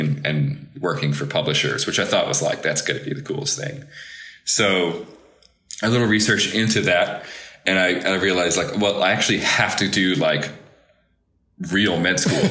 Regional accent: Chicago, Illinois, United States; moved away as an adult; growing up in Chicago

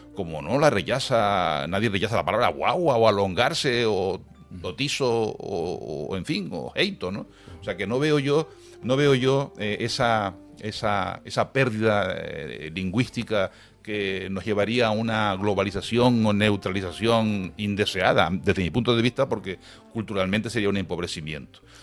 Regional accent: Canary Islands, Spain; hablar en canario, en nuestra modalidad

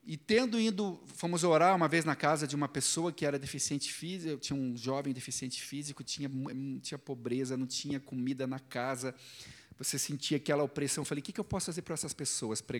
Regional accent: Curitiba, Paraná, Brazil; sou aqui mesmo de Curitiba, sou missionário.

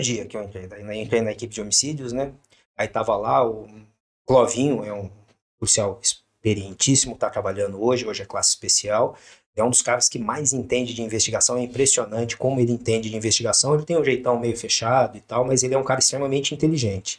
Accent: São José dos Campos, São Paulo, Brazil; also born or lived in Cosmópolis; Eu nasci em Cosmópolis, mas vim é, perto de Campinas, vim para cá, para São José, com 5, 6 anos de idade.

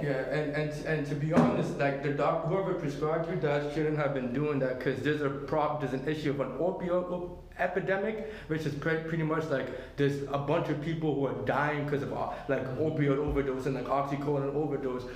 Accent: Nigeria; being in pharmacy school and being Nigerian

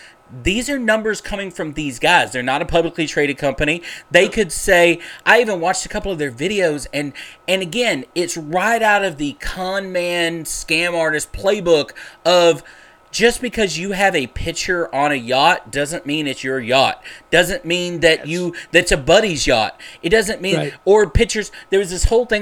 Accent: Dallas, Texas, United States; I grew up in South Dallas

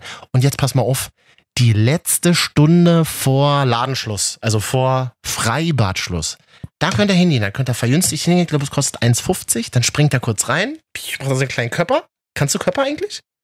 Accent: Berlin, Germany; als Berliner

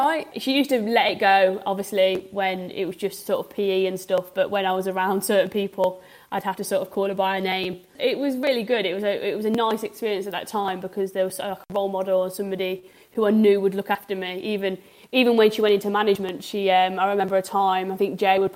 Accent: Coventry, West Midlands, United Kingdom; I've been born and raised in Coventry

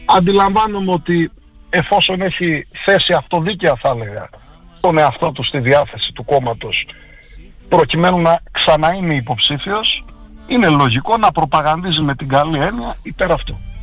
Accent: Xanthi, Eastern Macedonia and Thrace, Greece; also born or lived in Kavala; Είμαι ένας άνθρωπος γέννημα ξαντιώτη Εδώ γεννήθηκα, οκ, στην Καβάλα γεννήθηκα και ήρθα τριών ημερών, εδώ μεγάλωσα, εδώ πήγα σχολείο

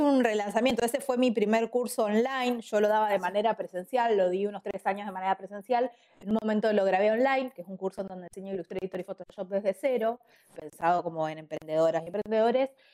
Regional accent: Ushuaia, Tierra del Fuego, Argentina; moved away as an adult; now in Buenos Aires, Argentina; soy usuaria pero me fui a los 18 años a Ushuaia a vivir en Buenos Aires

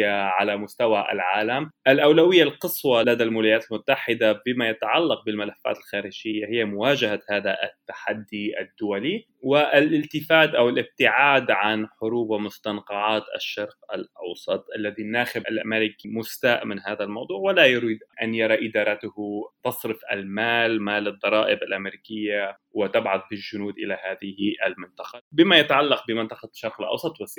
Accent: Lebanon; فنحن ليس باستطاعتنا كلبنانيين أن نعالج هذا الموضوع

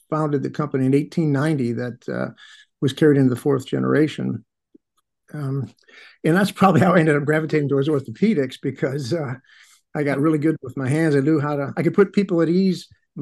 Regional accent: Chicago, Illinois, United States; I'm an Irish jock growing up on the north side of Chicago

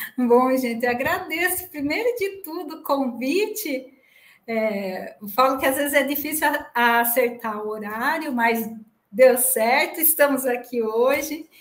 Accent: Piracicaba, São Paulo, Brazil; accent: caipira (puxar o R); also born or lived in Rio Claro; eu sou de Piracicaba, nasci aqui, minha família toda daqui, ah, o meu marido, a família dele também toda daqui, então nossos nossos parentes, né, amigos, cresci, estudei nessa cidade

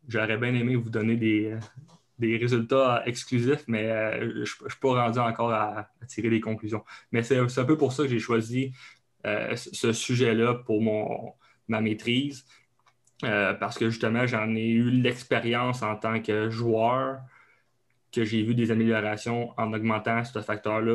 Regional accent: Abitibi, Quebec, Canada; accent: Québécois (Abitibi); moved away as an adult; now in Laval, Canada; je viens euh, du Canada, donc du Québec, euh, plus précisément en Abitibi. Donc, c'est un autre coche d'accent en plus. donc, je viens de là, j'ai grandi, j'ai grandi là.

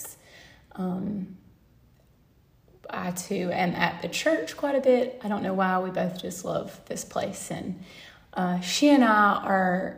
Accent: the South, United States; me growing up down in the South

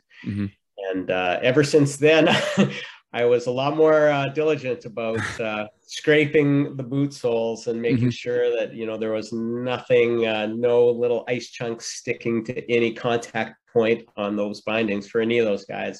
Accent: Red Deer, Alberta, Canada; moved away; back in Red Deer, my hometown

